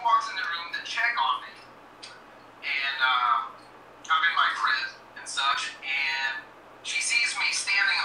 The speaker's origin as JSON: {"language": "English", "country": "Puerto Rico", "also_born_or_lived": "Italy", "said": "I'm from Puerto Rico"}